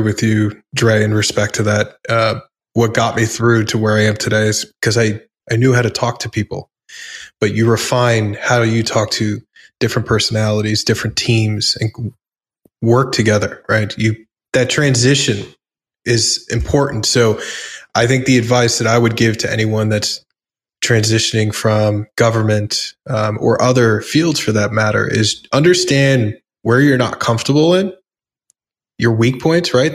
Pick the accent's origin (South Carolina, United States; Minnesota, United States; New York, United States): New York, United States; New York City; I grew up in the New York punk rock scene